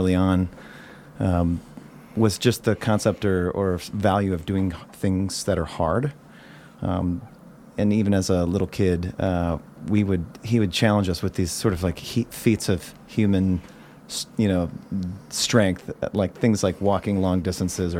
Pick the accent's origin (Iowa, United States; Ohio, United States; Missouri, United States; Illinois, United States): Illinois, United States; Chicago; moved away as an adult; also born or lived in Bay Area; now in Nevada County, United States; Growing up in Chicago, I'm from the south side of Chicago